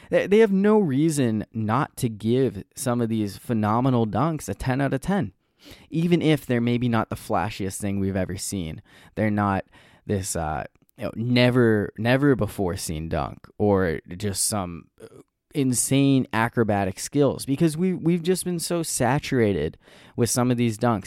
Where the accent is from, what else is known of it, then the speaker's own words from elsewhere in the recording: New Hampshire, United States; moved away; growing up in New Hampshire, uh, we always had President's Day off school